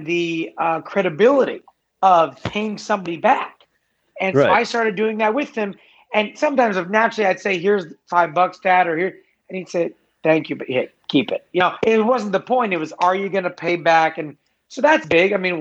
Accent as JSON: {"language": "English", "town": "Los Angeles", "region": "California", "country": "United States", "tie": "born or raised there", "said": "I grew up in LA. I grew up in Venice Beach. I'm an Angelino."}